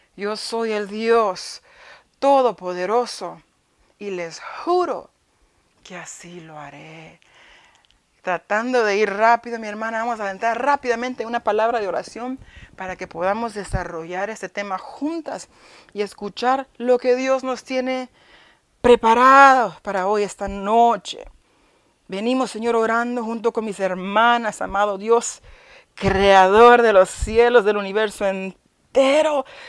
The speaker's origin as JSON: {"language": "Spanish", "region": "New York", "country": "United States", "tie": "born or raised there", "also_born_or_lived": "Honduras", "said": "Pero yo crecí en Nueva York, pero viví un tiempito en Honduras"}